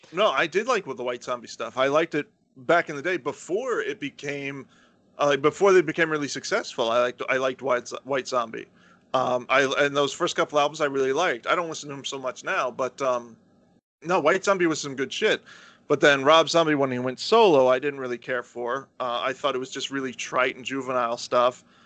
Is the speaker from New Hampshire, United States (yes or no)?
no; Florida, United States; I grew up in the South